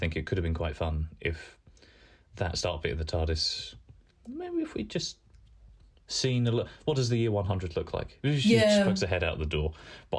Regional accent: Southend-on-Sea, East of England, United Kingdom; I come from Southend.

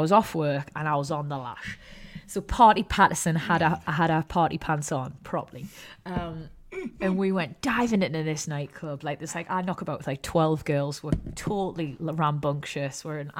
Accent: Newcastle upon Tyne, North East England, United Kingdom; I'm a Geordie girl

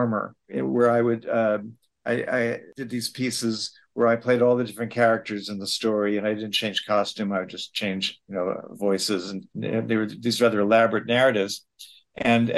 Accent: New York City, New York, United States; also born or lived in Chicago, Illinois; I was born here in New York City, lived here all my life, except for the brief period when I went to college

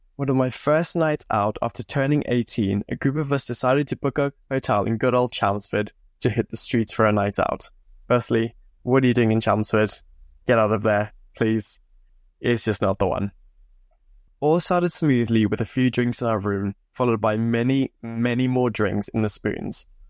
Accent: Zimbabwe; now in England, United Kingdom; I grew up in Zimbabwe. I moved over to England in two thousand fifteen

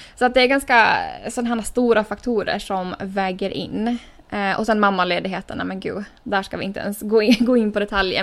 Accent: Åland Islands; moved away as an adult; now in United States; hemma på Åland

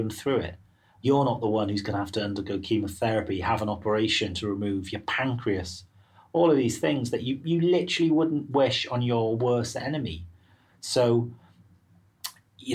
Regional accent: Wales, United Kingdom; moved away as an adult; now in London, United Kingdom; I'm Welsh

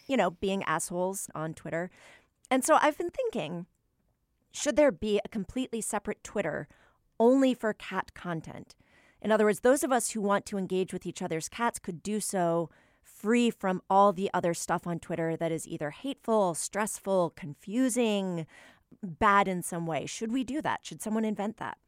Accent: New England, United States; I'm, I'm from New England, so I tend to default to an aw sound when I, when I speak

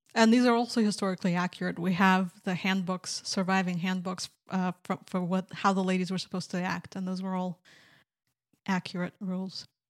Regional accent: Minsk, Belarus; moved away; I'm from Minsk, Belarus

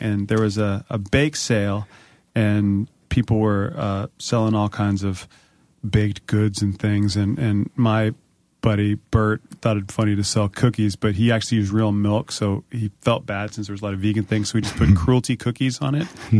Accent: Springfield, Virginia, United States; I'm from Springfield.

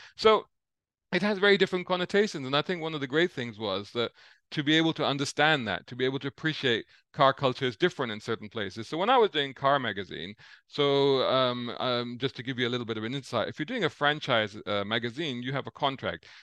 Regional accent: London, United Kingdom; also born or lived in Saudi Arabia; I grew up seventies, eighties in central London

